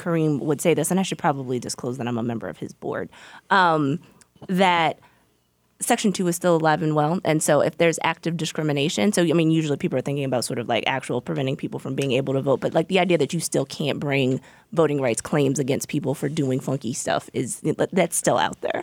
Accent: Virginia, United States; I'm from Virginia

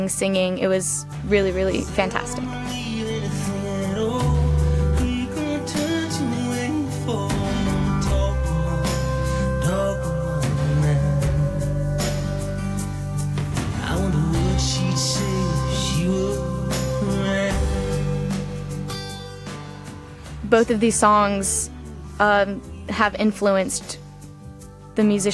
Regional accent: Atlanta, Georgia, United States; I'm from Atlanta, Georgia.

